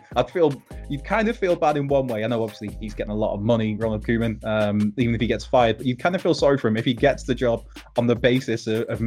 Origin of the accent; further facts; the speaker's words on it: Wrexham, Wales, United Kingdom; I'm from Wrexham